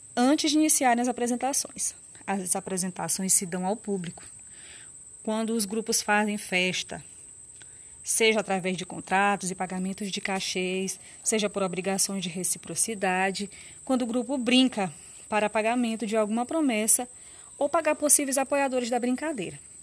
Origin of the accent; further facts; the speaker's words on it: Munim region, Maranhão, Brazil; O sotaque de orquestra foi criado na região do Munim, na minha região.